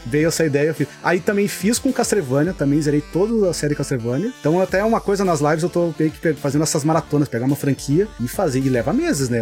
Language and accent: Portuguese; Rio Grande do Sul, Brazil; eu sou gaúcho